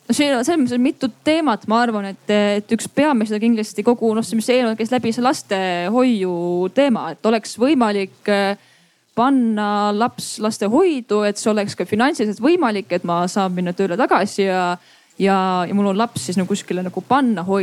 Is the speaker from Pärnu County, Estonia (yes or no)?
no; Viljandi, Viljandi County, Estonia; ma ise olen Viljandist, mis on äh, küllaltki nagu väike linn